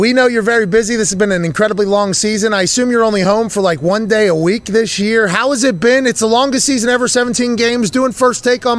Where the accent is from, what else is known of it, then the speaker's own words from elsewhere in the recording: Pittsburgh, Pennsylvania, United States; I grew up in Pittsburgh.